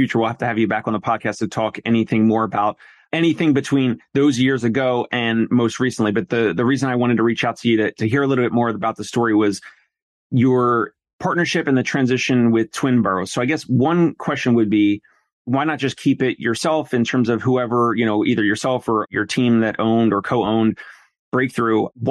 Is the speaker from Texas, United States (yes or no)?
no; New Jersey, United States; now in New York City, United States; I'm from South Jersey